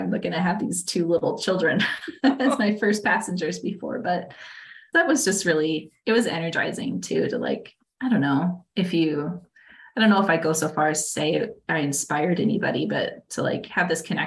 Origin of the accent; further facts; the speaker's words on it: Iowa, United States; now in Wisconsin, United States; I grew up in Iowa